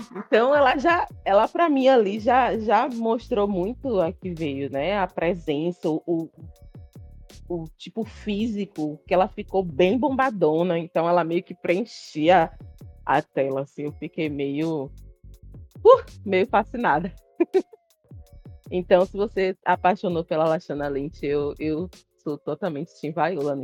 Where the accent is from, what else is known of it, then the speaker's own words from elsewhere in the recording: Bahia, Brazil; Imagine eu como baiana